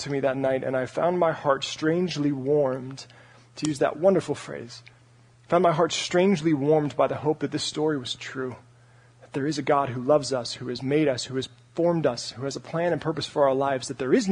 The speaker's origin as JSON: {"language": "English", "town": "Parker", "region": "Colorado", "country": "United States", "tie": "born or raised there", "also_born_or_lived": "Santa Barbara, California", "moved": "as an adult", "said": "my room in my house back in Parker, Colorado"}